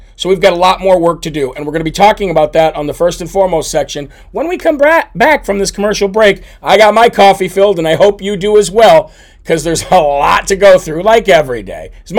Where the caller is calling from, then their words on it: New Jersey, United States; from New Jersey.